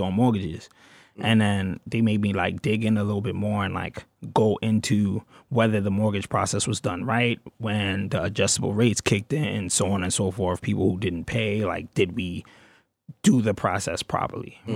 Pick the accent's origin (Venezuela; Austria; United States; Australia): United States; New York City, New York; I'm from Brooklyn. South Brooklyn, Canarsie